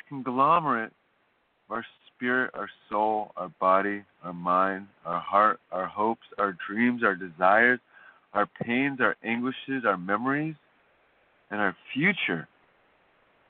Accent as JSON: {"language": "English", "region": "California", "country": "United States", "said": "As a Californian"}